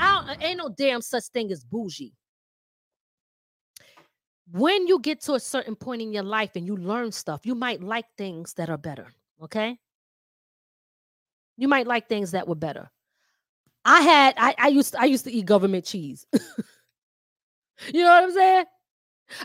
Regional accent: Philadelphia, Pennsylvania, United States; accent: Philly/New York; I'm from Philly, right? So some of my words are not, I might have a New York talking accent, but I still might bring certain words that's from Philly out. So I got a mixture of a Philly accent and a New York accent.

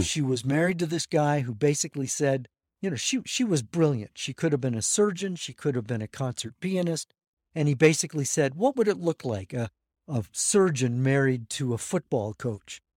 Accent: La Crosse, Wisconsin, United States; I'm from La Crosse, Wisconsin, which is on Wisconsin's west coast, otherwise known as the Mississippi River

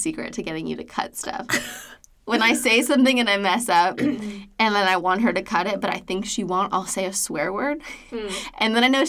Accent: Hawaii, United States; And I grew up in Hawaii.

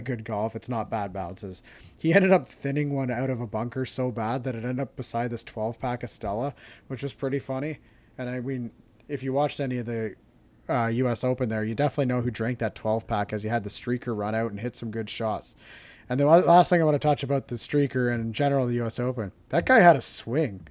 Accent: Canada; as a Canadian

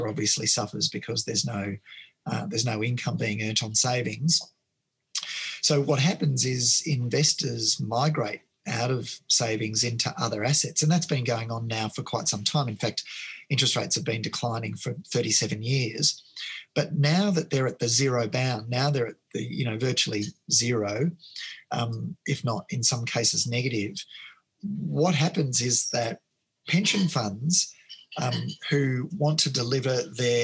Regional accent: Melbourne, Victoria, Australia; now in Sydney, Australia; I grew up in Melbourne. I live in Sydney now.

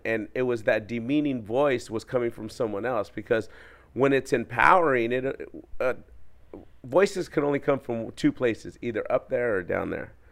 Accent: Orange County, California, United States; I'm from Orange County, California, and you know, growing up in a um, gang challenged neighborhood

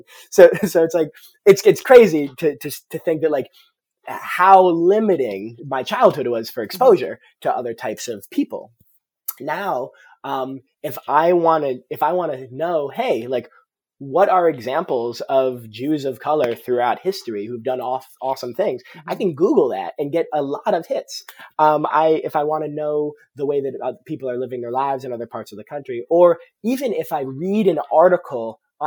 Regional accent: Providence, Rhode Island, United States; Growing up in Providence, Rhode Island

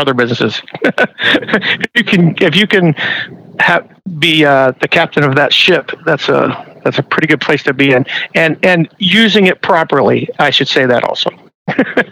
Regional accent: Midwest, United States; moved away; I'm originally from the Midwest

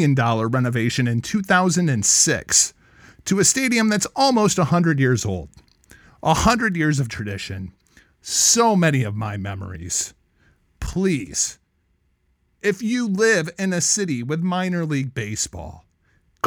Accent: Clinton, Iowa, United States; now in Cedar Rapids, United States; my hometown of Clinton, Iowa.

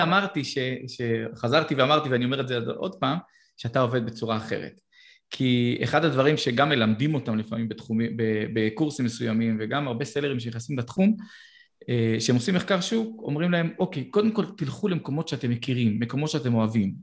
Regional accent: Israel; בתור ישראלים

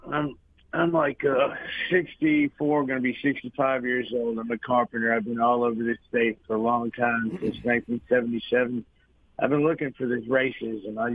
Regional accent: Connecticut, United States; now in Mississippi, United States; I've been doing this stuff since I came down here from Connecticut. I went to four years of trade school

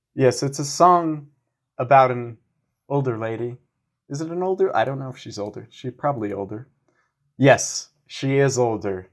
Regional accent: United States; as an American

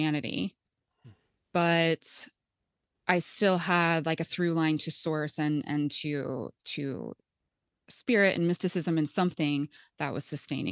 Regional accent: Topeka, Kansas, United States; I grew up in Topeka, Kansas

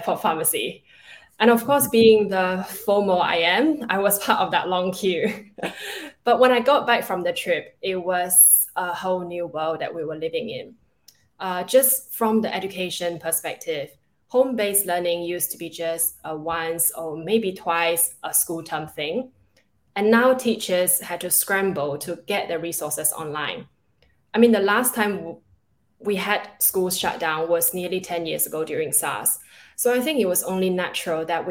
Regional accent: Singapore; also born or lived in China / London, United Kingdom / Netherlands; So I was born in China. I was then raised in Singapore, and then I went to university in London.

